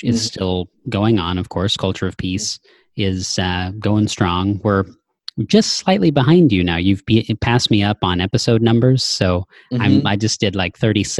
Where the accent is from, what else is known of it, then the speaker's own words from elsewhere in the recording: small Texas town, United States; moved away; there's a KFC in my hometown. It's a relatively small town